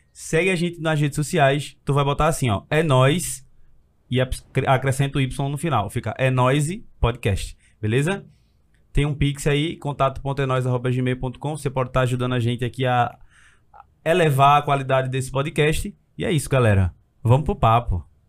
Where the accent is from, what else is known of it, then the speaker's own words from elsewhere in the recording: Recife, Pernambuco, Brazil; Eu fui criado, nascido, no Ibura